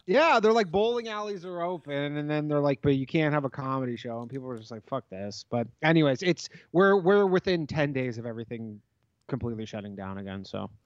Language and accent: English; Toronto, Ontario, Canada; moved away; we're both from Toronto